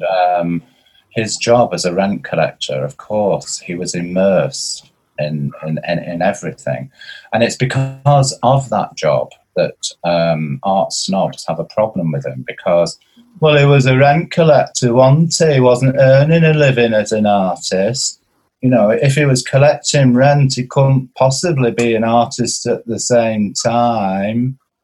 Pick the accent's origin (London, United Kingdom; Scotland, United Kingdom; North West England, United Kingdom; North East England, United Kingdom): North West England, United Kingdom; Blackpool; I'm from Blackpool